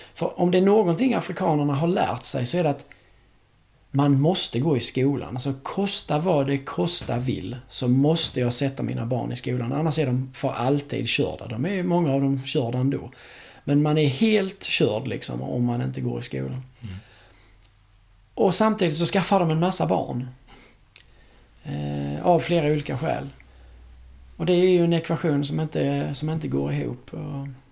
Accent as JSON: {"language": "Swedish", "country": "Sweden", "said": "som svensk"}